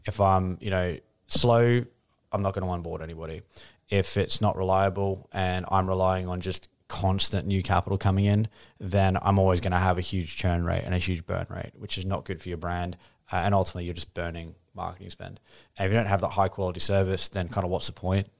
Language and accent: English; Australia; moved away as an adult; now in London, United Kingdom